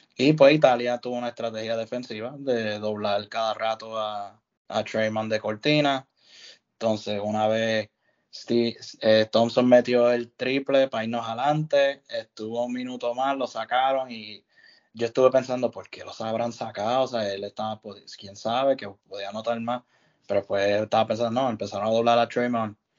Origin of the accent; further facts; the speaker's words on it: Puerto Rico; somos de Puerto Rico